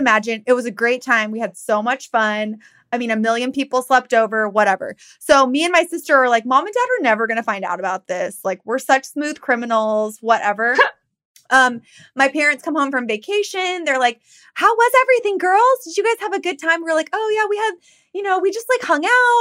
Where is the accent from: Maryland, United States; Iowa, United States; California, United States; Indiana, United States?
California, United States; Downey; where we grew up in Downey.